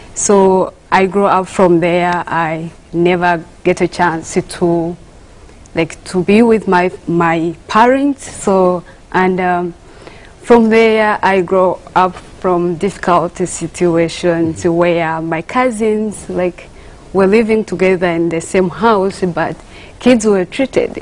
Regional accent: Uganda; moved away; I was born from Uganda

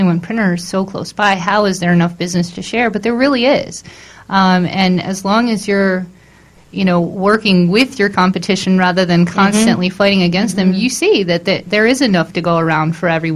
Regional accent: Maryland, United States; moved away as an adult; also born or lived in Baltimore area; I'm originally from Maryland.

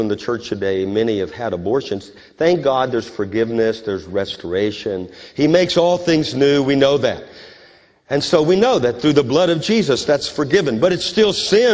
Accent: United States; I'm an American, but I'm a Christian

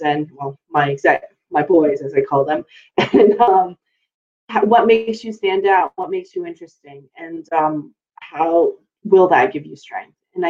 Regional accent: United States; also born or lived in New York City; growing up in the States

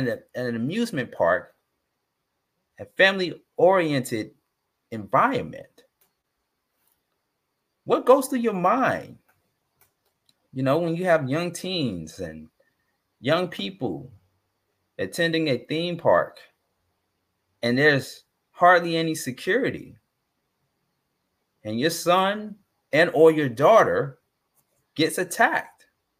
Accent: Atlanta, Georgia, United States; Being that I'm from Atlanta

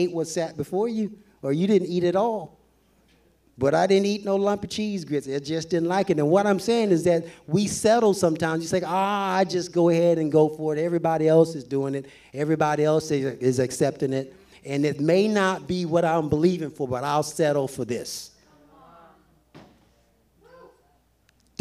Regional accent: the South, United States; I'm from the South. My mama used to make some awesome cheese grits

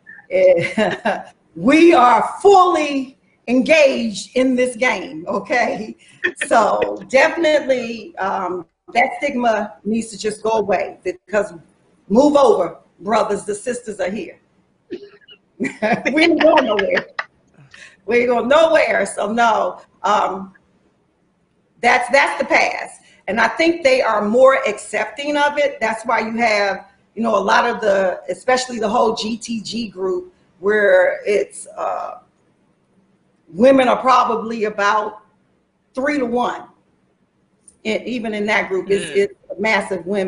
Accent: DMV, United States; I'm from the DMV

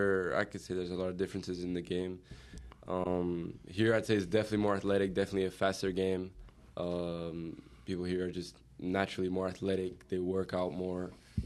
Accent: Portugal; also born or lived in Utah; now in United States; I'm from Portugal.

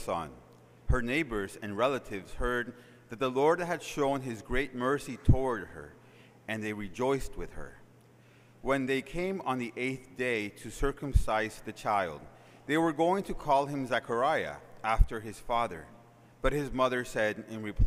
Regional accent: Managua, Nicaragua; the city I was born in Managua, Nicaragua

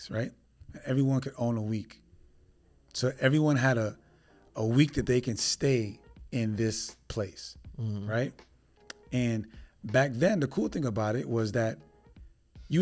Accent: New York City, New York, United States; moved away; I'm originally from New York City

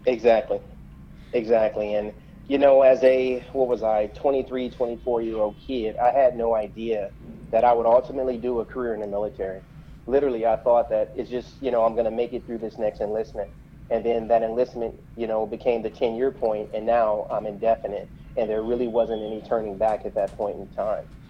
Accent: Flint, Michigan, United States; moved away as an adult; growing up in Flint, I was incredibly sheltered

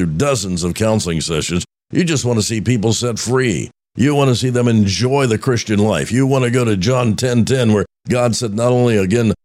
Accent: Roanoke, Indiana, United States; growing up in Roanoke, Indiana

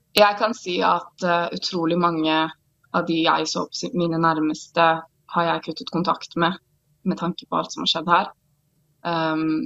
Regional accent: Oslo, Norway; now in Israel; Jeg er født og oppvokst i Oslo, på Sandalshaugen

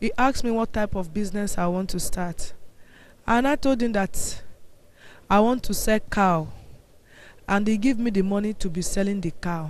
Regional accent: Idah, Kogi, Nigeria; I'm from Kogi State, Ida.

